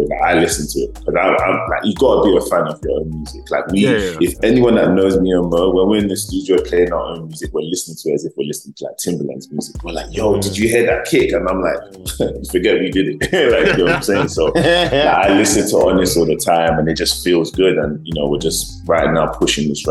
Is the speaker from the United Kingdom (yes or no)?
yes; United Kingdom; moved away as an adult; now in Los Angeles, United States; being British born Nigerians living in America